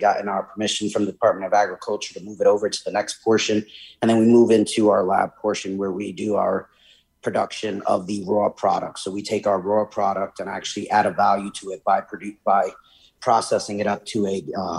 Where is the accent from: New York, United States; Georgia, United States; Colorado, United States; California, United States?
New York, United States; New York City; moved away as an adult; now in Connecticut, United States; I'm from New York State, New York City originally, and then moved up here for college.